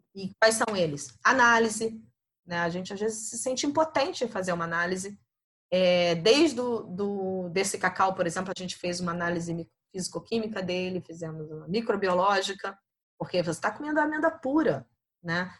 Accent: Niterói, Rio de Janeiro, Brazil; moved away as an adult; also born or lived in France; now in Germany; Em Niterói, na verdade, fui criada em Niterói

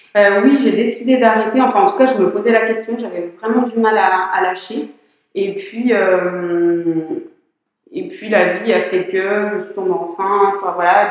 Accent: Saint-Étienne, Auvergne-Rhône-Alpes, France; moved away as an adult; also born or lived in Provence; Je n'étais pas du tout du coin. Je suis stéphanoise

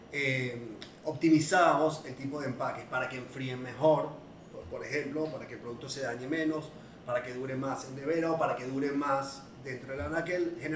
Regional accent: Venezuela; moved away as an adult; also born or lived in Argentina / Israel; now in Panama; eh, soy venezolano, nací en Argentina, naturalizado venezolano, viví en Venezuela hasta hace 18

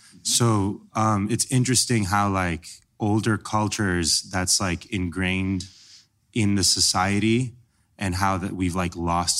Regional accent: Iran; now in United States; so I'm Middle Eastern. I'm from Iran originally.

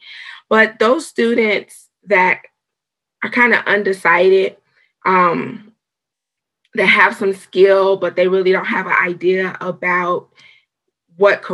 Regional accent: Chicago, Illinois, United States; moved away; I'm from Chicago, Illinois originally

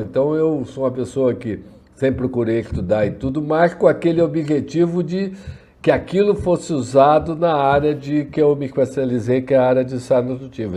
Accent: Rio de Janeiro, Brazil; moved away as an adult; now in Niterói, Brazil; Eu sou nascido é, criado no Rio de Janeiro. Hoje eu estou morando em, em, em, Niterói

